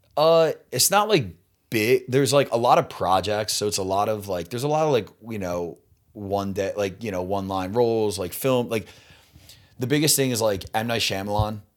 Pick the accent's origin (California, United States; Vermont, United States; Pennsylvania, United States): Pennsylvania, United States; Delaware County; moved away as an adult; now in Los Angeles, United States; I grew up in Delco, Delaware